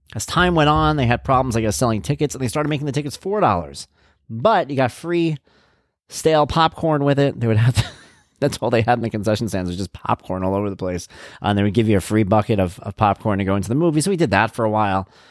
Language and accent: English; Lindenhurst, New York, United States; also born or lived in Jackson Heights, Queens; moved out here to the main island when I was about two and a half years old, to a little place called Lindenhurst, New York